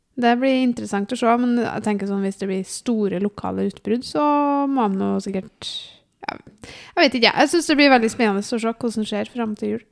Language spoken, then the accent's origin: Norwegian; Namsos, Trøndelag, Norway; also born or lived in Byåsen, Trondheim; now in Trondheim, Norway; var jeg hjemme i Namsos en tur.